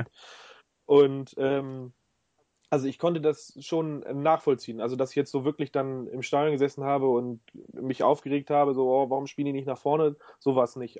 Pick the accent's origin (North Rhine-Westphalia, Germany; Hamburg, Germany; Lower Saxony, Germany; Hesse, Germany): Lower Saxony, Germany; Hanover; ich bin in Hannover geboren